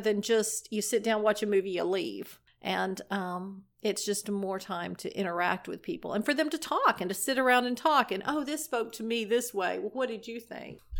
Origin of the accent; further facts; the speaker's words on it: Destin, Florida, United States; I grew up in Destin, Florida, and I grew up in the church.